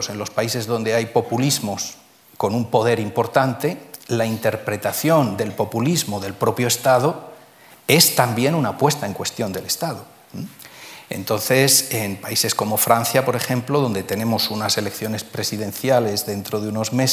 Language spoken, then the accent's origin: Spanish; Spain; Somos españoles